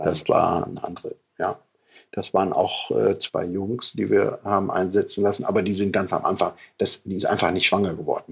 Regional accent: Papenburg, Lower Saxony, Germany; ich komme ja aus dem Norden Deutschlands, von der Nordsee

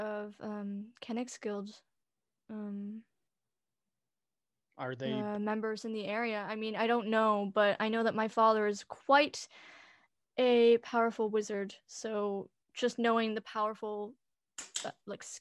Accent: Canada; I'm Canadian

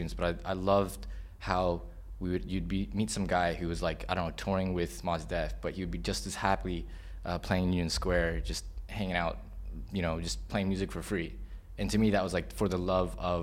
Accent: Hong Kong; also born or lived in United States; I came to Hong Kong when I was 7 years old in 92

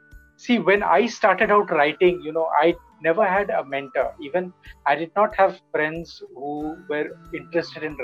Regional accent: India

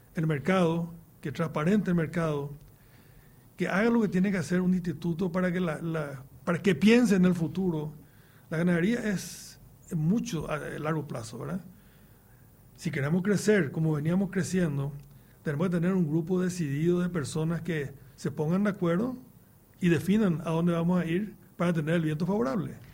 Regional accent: Paraguay

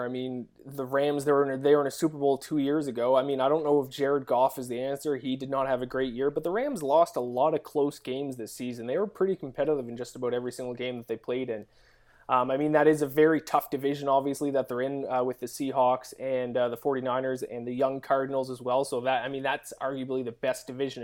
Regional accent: Canada; I'm Canadian

